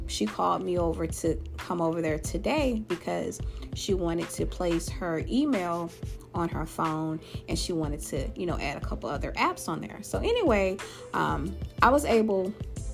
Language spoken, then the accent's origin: English; Louisiana, United States; my home state of Louisiana.